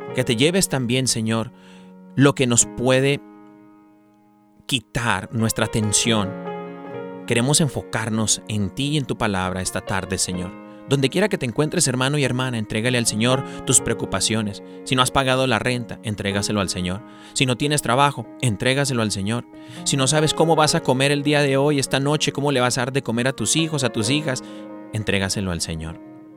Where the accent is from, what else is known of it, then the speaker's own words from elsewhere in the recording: San Diego, California, United States; also born or lived in Tijuana, Mexico; nací en los Estados Unidos, pero mis papás son mexicanos. Eh, bendito sea Dios que nunca perdí el, español, gloria a Dios. Eh, y gracias a mis padres también que nos lo inculcaron, ¿no? Siempre el español en casa, pero, pues en San Diego, California, me crié yo ahí en Tijuana y San Diego.